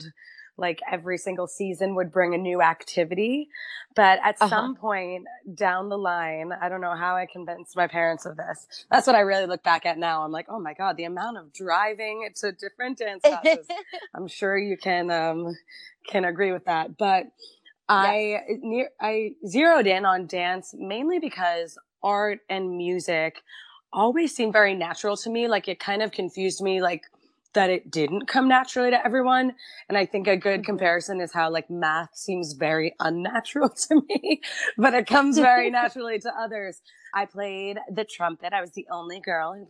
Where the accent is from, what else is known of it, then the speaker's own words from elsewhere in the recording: Quincy, Massachusetts, United States; I grew up in Quincy, so it's right south of Boston